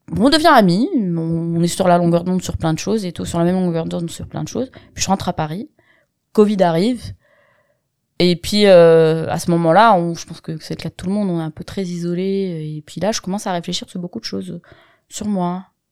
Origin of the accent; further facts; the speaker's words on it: Constantine, Constantine Province, Algeria; now in France; C'est le contexte dans lequel j'ai grandi, depuis que j'ai, je suis en Algérie, que je suis née en Algérie